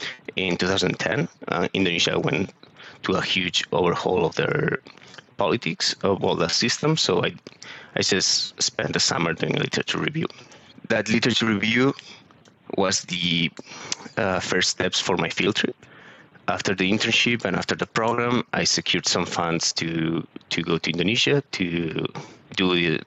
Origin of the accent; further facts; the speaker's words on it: Barcelona, Catalonia, Spain; moved away; also born or lived in Southampton; I'm originally from Barcelona, so I studied geography in the University of Barcelona